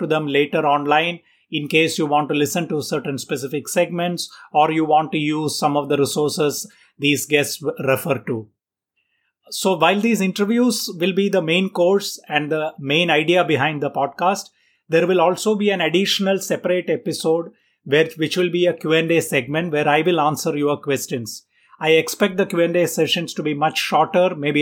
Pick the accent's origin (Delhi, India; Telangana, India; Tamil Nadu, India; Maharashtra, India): Maharashtra, India; Mumbai; I am from Mumbai in India